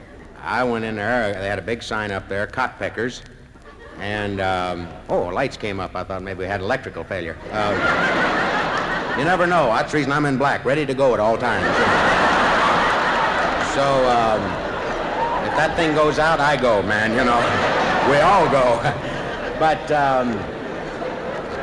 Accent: Ohio, United States; I'm from Ohio

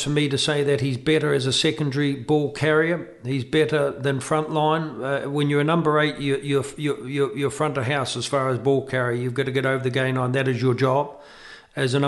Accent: New Zealand; as a New Zealander

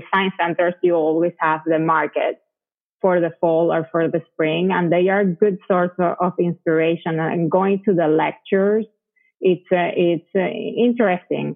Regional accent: Venezuela; English is a second language; moved away as an adult; also born or lived in Colombia / Connecticut, United States; now in Texas, United States; I was raised in Venezuela, but when I was 23, I came to the United States to study English

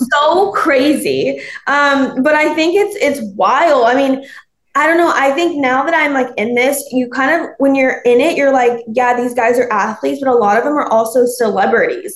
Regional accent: Alabama, United States; I'm from Alabama

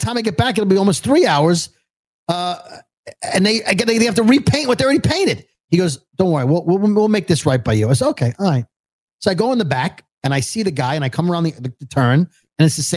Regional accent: New York City, New York, United States; that's how I speak. I'm from Brooklyn

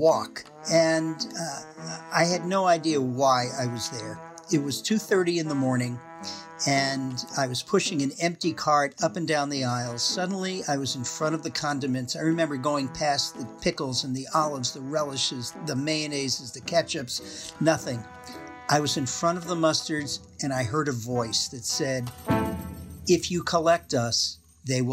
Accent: Massachusetts, United States; now in Middleton, Wisconsin, United States; I'm originally from Massachusetts

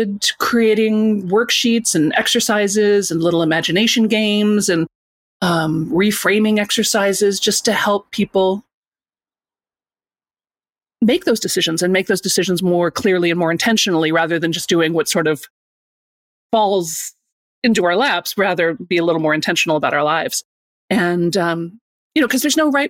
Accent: Chicago, Illinois, United States; I grew up in Chicago, Illinois, and I spent most of my life as an actor

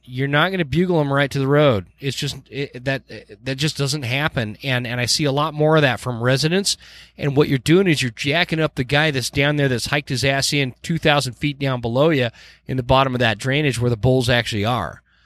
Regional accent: Utah, United States; now in Idaho Falls, United States; I am from Utah. I'm born and raised in Utah

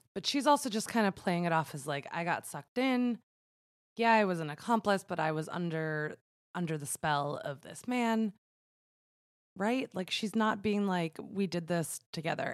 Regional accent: New York, United States; growing up in New York, which is a border state

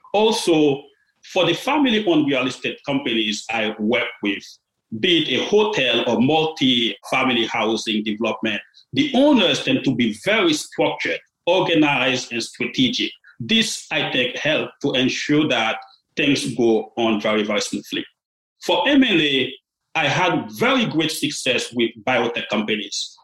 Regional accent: Port-au-Prince, Ouest, Haiti; moved away; I was born in Haiti. I grew up in a small and modest family in Port-au-Prince.

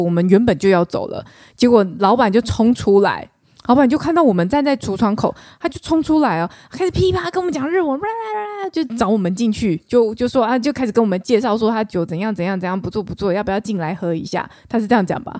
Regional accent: Taichung, Taiwan; 小妹我是来自于台中，台中哎。市，土生土长台中人

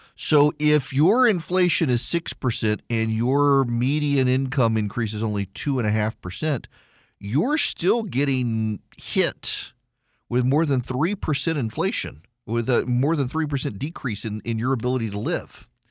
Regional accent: the South, United States; I'm from the South.

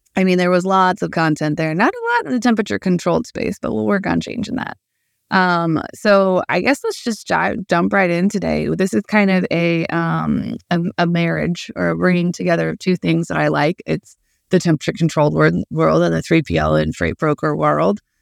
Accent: Midwest, United States; as a Midwesterner, I, uh, that has a somewhat background in agriculture

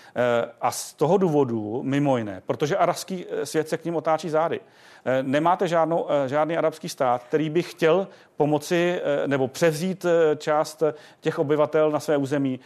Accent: Czechia; jsme jako Češi

